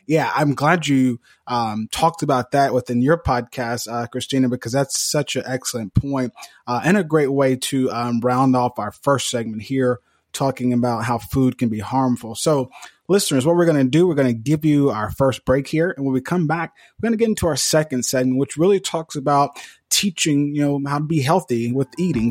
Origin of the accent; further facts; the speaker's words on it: Mississippi, United States; Devin and I, we're both from Mississippi